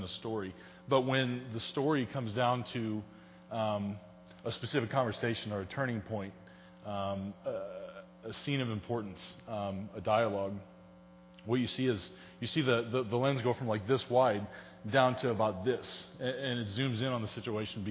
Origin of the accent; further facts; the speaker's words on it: St. Charles, Missouri, United States; I grew up in St. Charles. I was born and raised here